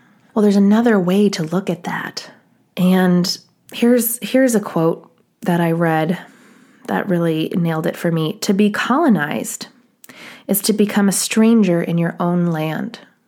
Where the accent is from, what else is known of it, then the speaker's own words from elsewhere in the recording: East Coast, United States; I remember I grew up on the East Coast, well, partially, and my mother's family is from New England.